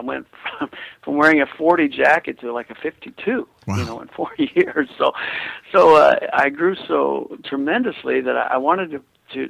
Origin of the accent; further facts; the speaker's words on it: Kansas, United States; I'm from Kansas, you know, I mean, come on, the Bible Belt